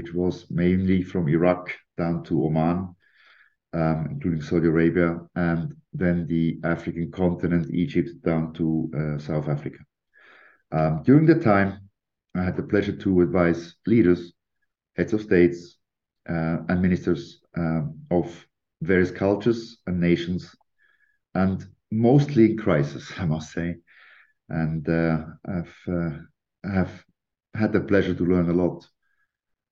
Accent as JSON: {"language": "English", "region": "Lucerne", "country": "Switzerland", "tie": "born or raised there", "also_born_or_lived": "London", "said": "I'm a British Swiss national, born and raised in Switzerland, in Lucerne"}